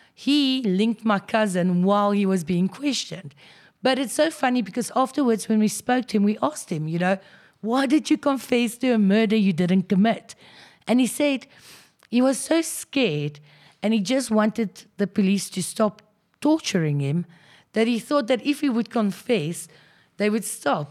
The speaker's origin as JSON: {"language": "English", "town": "Krugersdorp", "region": "Gauteng", "country": "South Africa", "tie": "born or raised there", "said": "born and bred in Krugersdorp, so basically went to school there"}